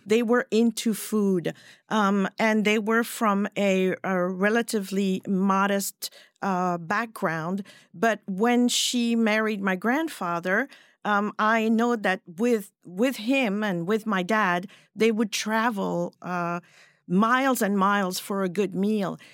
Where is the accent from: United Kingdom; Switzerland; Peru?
Switzerland; first language French; English is a second language; moved away as an adult; now in United States; I grew up in Switzerland